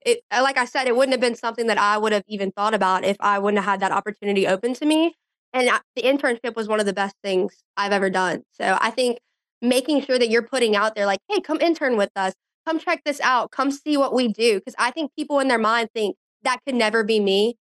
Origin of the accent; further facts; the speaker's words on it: Baton Rouge, Louisiana, United States; moved away as an adult; now in Jackson, United States; Baton Rouge is just such a special place to live. And it's just such a great atmosphere and a great place to grow up